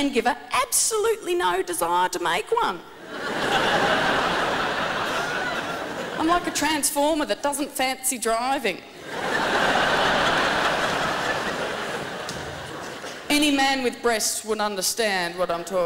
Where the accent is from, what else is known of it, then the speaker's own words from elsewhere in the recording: Tasmania, Australia; I'm from Tasmania